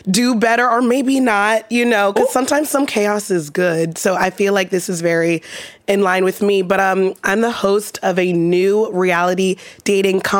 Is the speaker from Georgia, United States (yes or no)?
yes; Atlanta, Georgia, United States; I'm from Atlanta.